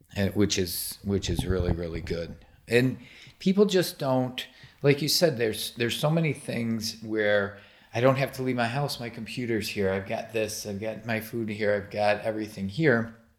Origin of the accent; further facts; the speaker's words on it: Michigan, United States; I grew up in Michigan